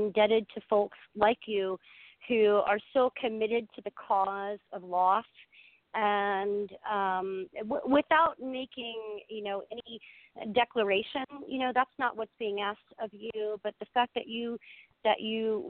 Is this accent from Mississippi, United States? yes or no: yes; Mississippi, United States; I'm from Mississippi